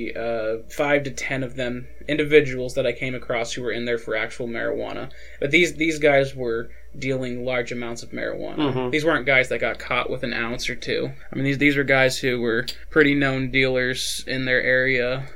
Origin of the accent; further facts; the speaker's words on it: Albuquerque, New Mexico, United States; I was born in Albuquerque, New Mexico.